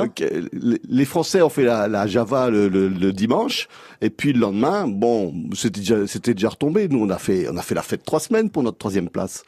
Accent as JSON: {"language": "French", "town": "Charleroi", "region": "Wallonia", "country": "Belgium", "tie": "born or raised there", "lives_now": "La Louvière, Belgium", "said": "je suis né à Charleroi, donc je suis Carolo et j'habite euh, par amour euh, la région de la Louvière maintenant"}